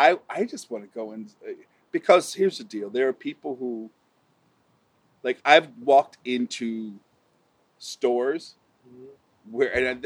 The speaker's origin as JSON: {"language": "English", "town": "Alton", "region": "Illinois", "country": "United States", "tie": "born or raised there", "said": "growing up in a small town, you know, I see that. So I'm from Alton, Illinois. It is a town of about 30,000 people."}